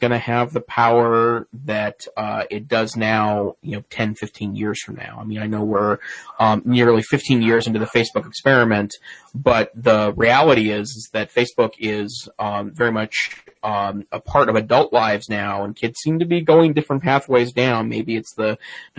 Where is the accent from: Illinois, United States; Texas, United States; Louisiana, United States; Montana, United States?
Montana, United States; Great Falls; now in Missoula, United States; I spent some time this past weekend in my hometown, Great Falls, Montana, to see my parents for Father's Day